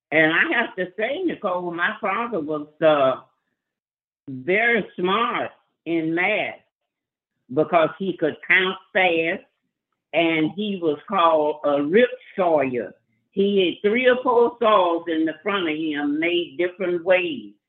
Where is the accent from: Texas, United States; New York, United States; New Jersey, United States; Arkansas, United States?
Arkansas, United States; Marianna; also born or lived in Las Vegas, Nevada; now in Chicago, United States; We grew up in Marianna, Arkansas.